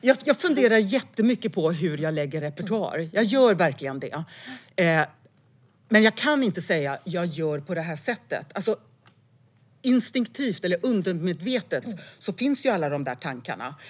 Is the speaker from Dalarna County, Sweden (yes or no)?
yes; Älvdalen, Dalarna County, Sweden; moved away; also born or lived in Falun / Stockholm; jag är född på Falu lasarett och eh, det står i mitt pass att jag kommer från Älvdalen